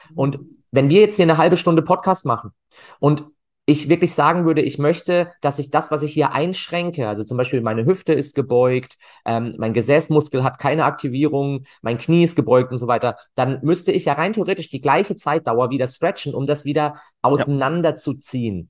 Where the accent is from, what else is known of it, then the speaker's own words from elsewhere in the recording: Freiburg, Baden-Württemberg, Germany; also born or lived in Cologne; ich komme aus Freiburg tatsächlich, bin dort auch geboren